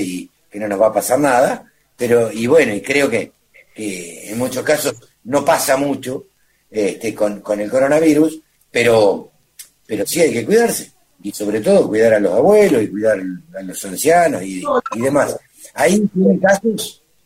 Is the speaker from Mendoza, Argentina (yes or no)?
no; Maipú, Buenos Aires Province, Argentina; moved away; nací en un pueblo donde te bajabas al banco